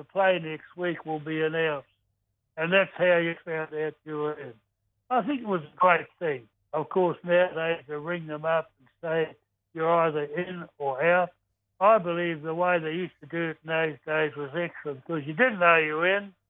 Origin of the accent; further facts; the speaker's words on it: New Plymouth, Taranaki, New Zealand; I come from New Plymouth and on the coast.